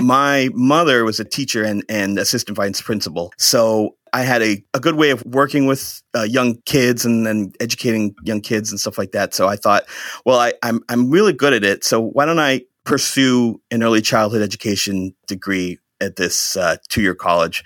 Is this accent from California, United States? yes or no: no; Shrewsbury, Massachusetts, United States; also born or lived in Maine; now in Holden, United States; I grew up in Shrewsbury, Massachusetts